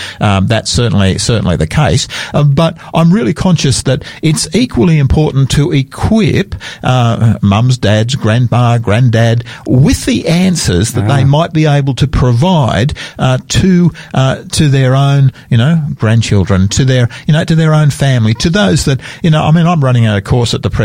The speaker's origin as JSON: {"language": "English", "town": "Sydney", "region": "New South Wales", "country": "Australia", "tie": "born or raised there", "said": "I'm a New South Welshman myself. I grew up in Sydney"}